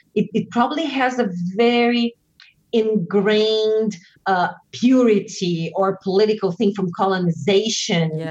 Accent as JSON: {"language": "English", "country": "Brazil", "also_born_or_lived": "United States", "moved": "as an adult", "said": "what I was bringing from Brazil"}